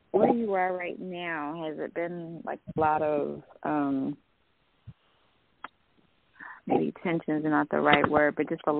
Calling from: Georgia, United States; I'm calling from Georgia. Okay. I'm … from Georgia.

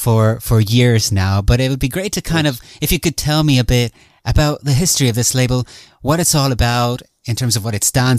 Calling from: Ireland; Well, I'm speaking from Ireland. We don't get much heat around here.

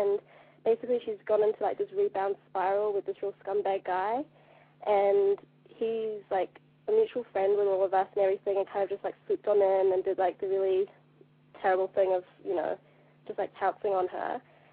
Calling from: New Zealand; I'm calling from New Zealand

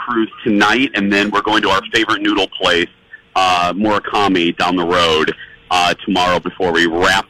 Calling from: Hawaii, United States; I'm calling from the Mai Tai bar at the Royal Hawaiian

